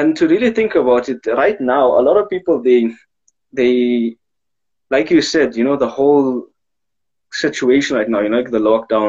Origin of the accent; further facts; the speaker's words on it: Pretoria, Gauteng, South Africa; I am from Pretoria West